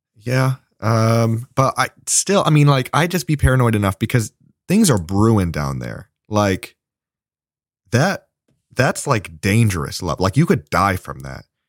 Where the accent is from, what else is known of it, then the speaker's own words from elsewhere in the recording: Indianapolis, Indiana, United States; we're from Indiana and we're all from Indianapolis